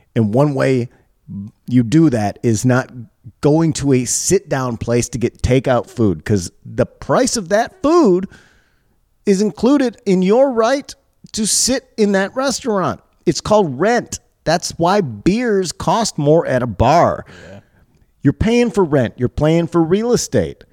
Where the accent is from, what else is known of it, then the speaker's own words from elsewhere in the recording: Michigan, United States; also born or lived in Chicago / New York; now in Los Angeles, United States; I'm from Michigan. I've lived in Chicago. I've lived in New York.